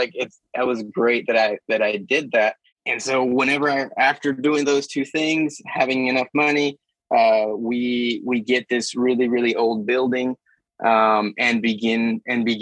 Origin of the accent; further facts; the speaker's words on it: Mexico; moved away; I'm from Mexico, born in Mexico